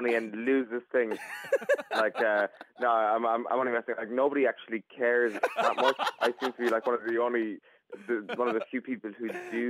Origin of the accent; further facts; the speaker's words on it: County Kerry, Munster, Ireland; I'm from County Kerry.